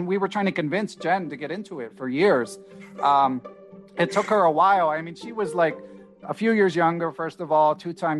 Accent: Philadelphia, Pennsylvania, United States; grew up in Center City, Philadelphia

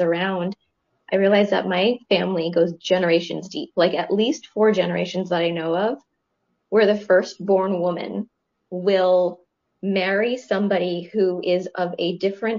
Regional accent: Boston, Massachusetts, United States; moved away as an adult; now in Canada; I grew up in Boston

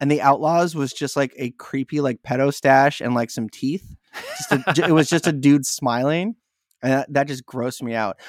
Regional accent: San Diego, California, United States; I'm from San Diego

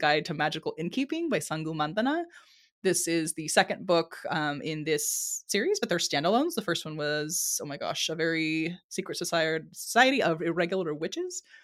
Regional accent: San Diego, California, United States; I was born and raised in San Diego, California

